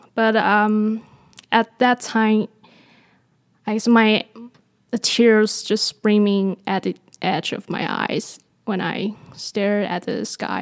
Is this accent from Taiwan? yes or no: yes; Taiwan; moved away; I was born in Taiwan, and I grew up in Taiwan.